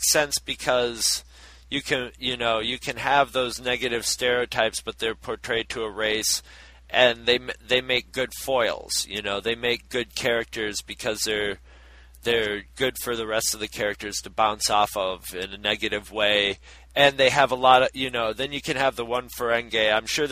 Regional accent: Carthage, United States; When I grew up in Carthage

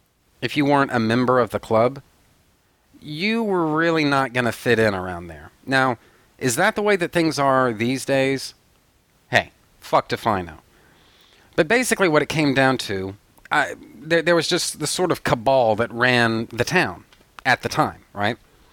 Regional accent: Odessa, Texas, United States; born there; I was born in Odessa, Texas. All right? Yes, the same Odessa, Texas that was featured in the book and then later the movie, Friday Night Lights.

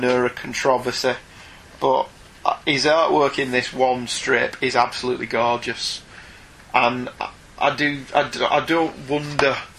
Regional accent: United Kingdom; we're British

